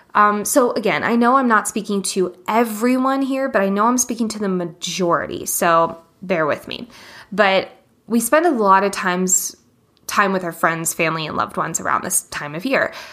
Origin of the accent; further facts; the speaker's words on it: Boulder, Colorado, United States; my hometown of Boulder, Colorado